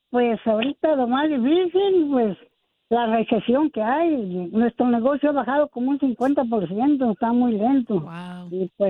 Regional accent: Pachuca, Hidalgo, Mexico; now in Wilmington, United States; Porque aquí venimos de Pachuca

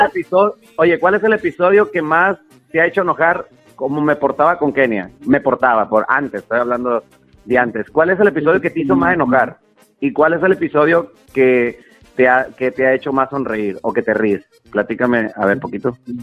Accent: Mexico; somos los, los, mexicanos de carrilludo

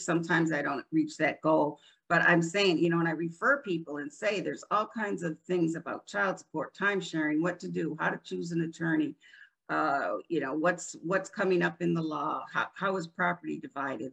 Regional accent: Rochester, New York, United States; moved away as an adult; also born or lived in Florida; now in New Port Richey, United States; I'm originally from Rochester, New York

